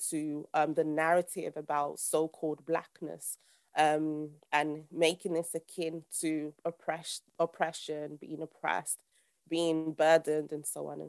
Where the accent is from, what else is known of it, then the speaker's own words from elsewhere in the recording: Nigeria; I'm actually Nigerian